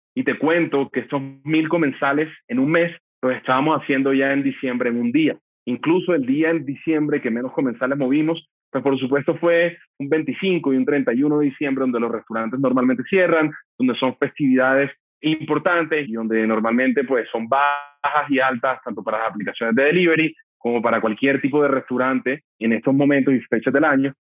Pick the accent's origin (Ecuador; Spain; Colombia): Colombia; Barranquilla, Atlántico; mi ciudad natal, Barranquilla